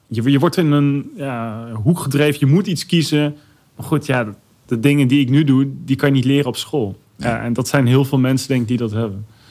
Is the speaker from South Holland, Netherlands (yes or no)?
no; Arnhem, Gelderland, Netherlands; Ik kom uit Arnhem